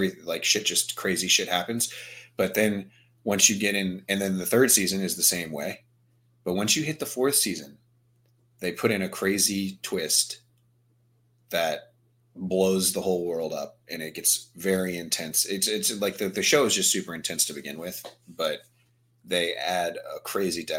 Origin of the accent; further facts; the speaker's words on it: Virginia, United States; I'm from Virginia.